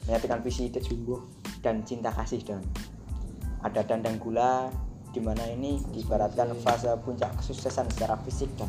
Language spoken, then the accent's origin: Indonesian; Java, Indonesia; born there; karena aku lahir di Jawa aku pakai literasi narasi-narasi dari sana